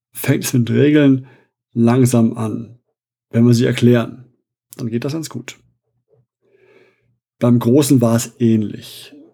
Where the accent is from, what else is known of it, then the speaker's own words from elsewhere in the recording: Essen, North Rhine-Westphalia, Germany; Ich bin gebürtiger Essener, der Heimat der, soweit ich weiß, größten Spielemesse in Europa.